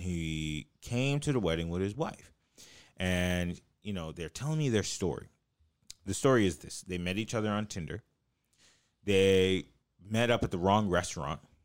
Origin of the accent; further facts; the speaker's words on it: Los Angeles, California, United States; it's like L.A.